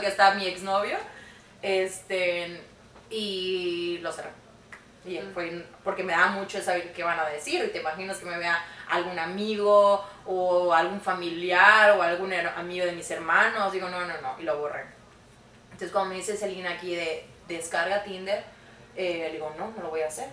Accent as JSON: {"language": "Spanish", "town": "Mérida", "region": "Yucatán", "country": "Mexico", "moved": "as an adult", "lives_now": "Canada", "said": "yo soy de Mérida, Yucatán"}